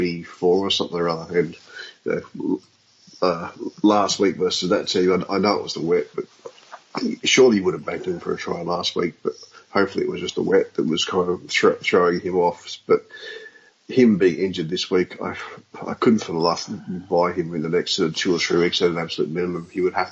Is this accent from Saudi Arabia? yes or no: no; Sydney, New South Wales, Australia; I grew up in Western Sydney